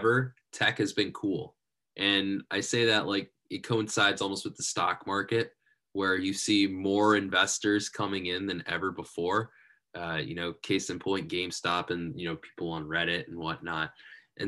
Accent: Cleveland, Ohio, United States; I'm from Cleveland area.

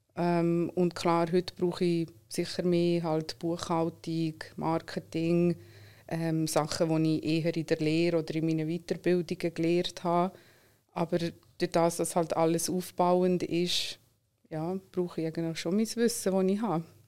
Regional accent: Solothurn, Switzerland; German is a second language; moved away as an adult; now in Zurich, Switzerland; bin in Solothurn aufgewachsen, wohne aber schon lange in Zürich

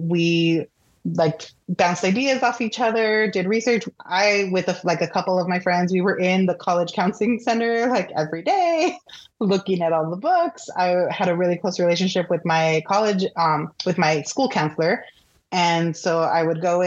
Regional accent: Pico Rivera, California, United States; I grew up in Pico Rivera, which is like Southeast LA.

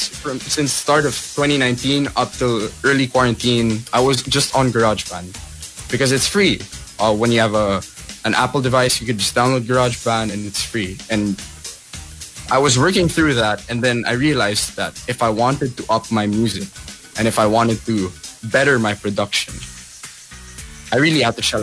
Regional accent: Philippines; being a Filipino artist

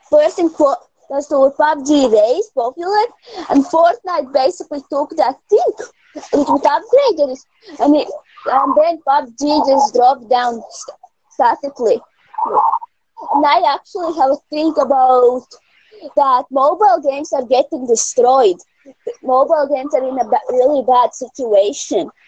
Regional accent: Latvia; I'm from Latvia.

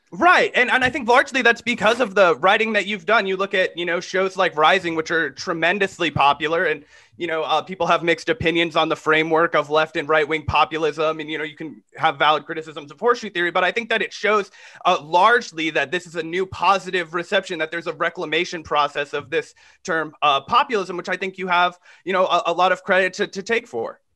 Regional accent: Kansas, United States; I'm from Kansas

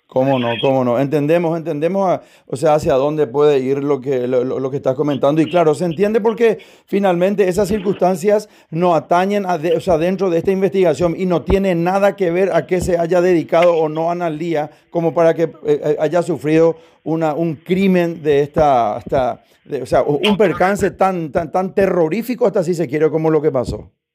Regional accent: Paraguay; como ciudadano, como paraguayo

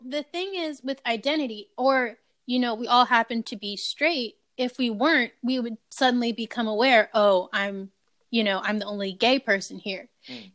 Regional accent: Ohio, United States; being from Ohio

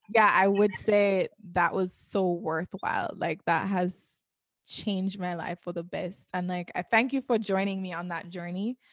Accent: Jamaica; moved away; also born or lived in New York; I'm from Jamaica

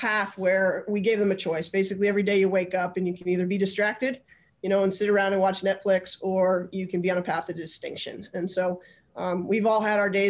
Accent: Albany, New York, United States; also born or lived in Long Island; I actually grew up in Albany

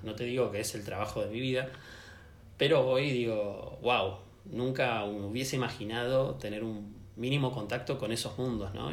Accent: Buenos Aires, Argentina; also born or lived in Santiago, Chile; me volví a, mi ciudad, a Buenos Aires

